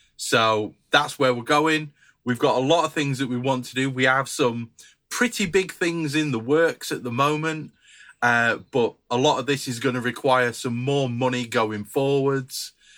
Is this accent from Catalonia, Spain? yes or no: yes; Barcelona, Catalonia, Spain; I know nothing. I'm from Barcelona.